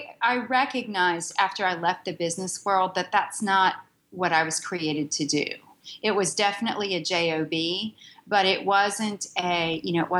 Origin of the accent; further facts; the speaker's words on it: Pittsburgh, Pennsylvania, United States; moved away as an adult; now in Charlotte, United States; I'm a northerner from Pittsburgh, Pennsylvania.